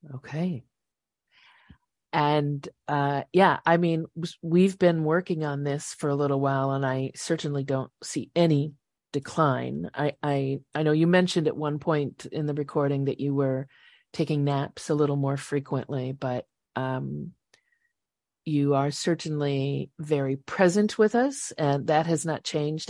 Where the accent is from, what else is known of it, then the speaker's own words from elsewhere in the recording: Chicago market, Illinois, United States; I grew up in the Chicago market, but basically Mayberry, a little farm town